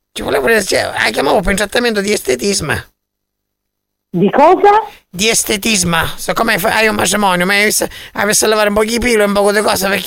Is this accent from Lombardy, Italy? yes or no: no; Catania, Sicily, Italy; Io sono di Catania.